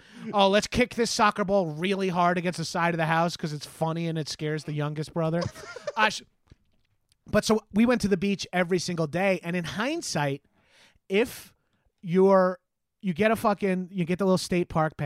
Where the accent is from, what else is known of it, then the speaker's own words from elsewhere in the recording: Freeport, New York, United States; South Shore for life, dog. I grew up in Freeport